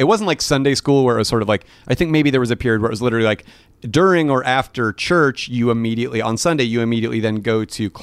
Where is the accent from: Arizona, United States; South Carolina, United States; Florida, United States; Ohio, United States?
Arizona, United States; Phoenix; moved away; I was raised Catholic, mostly on my mom's side. Mm-hmm. We would go to church like fairly frequently. I was in Arizona